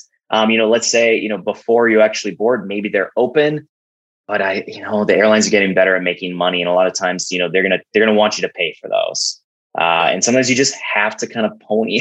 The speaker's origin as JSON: {"language": "English", "town": "Fargo", "region": "North Dakota", "country": "United States", "tie": "born or raised there", "said": "my hometown, Fargo, North Dakota"}